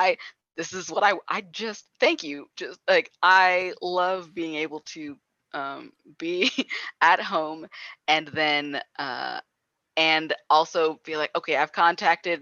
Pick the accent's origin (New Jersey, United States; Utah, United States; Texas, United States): New Jersey, United States; I'm also from New Jersey